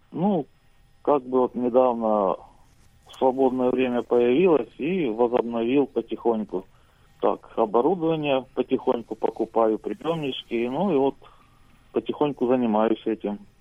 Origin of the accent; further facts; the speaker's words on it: Voronezh Oblast, Russia; я из России, ну, живу в селе